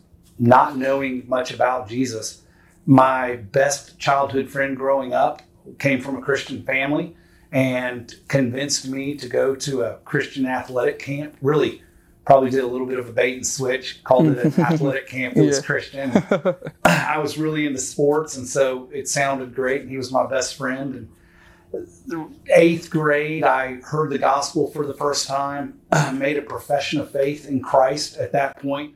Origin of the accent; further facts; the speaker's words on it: Houston, Texas, United States; I was born and raised in Houston, Texas